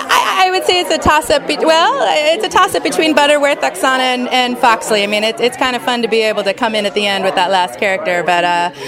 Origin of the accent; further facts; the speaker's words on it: Orange County, California, United States; moved away as an adult; also born or lived in San Francisco / New York / Portland / Alaska; I am originally from Orange County.